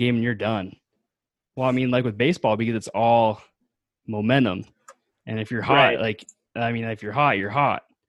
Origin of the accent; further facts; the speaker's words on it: the Northwest, Pacific Northwest, United States; I'm from the Northwest